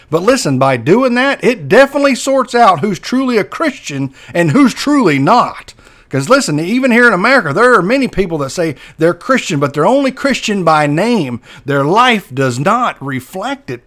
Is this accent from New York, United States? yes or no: no; Perry, Florida, United States; moved away; That's my hometown where I grow up.